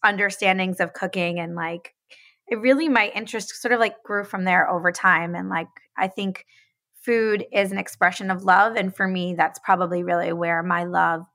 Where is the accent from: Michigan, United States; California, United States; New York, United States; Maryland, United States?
New York, United States; upstate; I grew up in upstate New York, about an hour north of the city